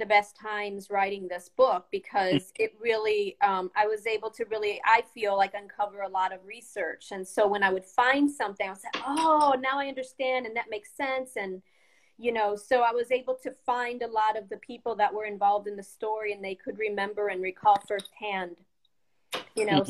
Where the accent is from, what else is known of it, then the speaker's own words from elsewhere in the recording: Chesterton, Indiana, United States; moved away as an adult; also born or lived in Peoria, Illinois / Chicago, Illinois; I was born in Chesterton, Indiana, the same town I live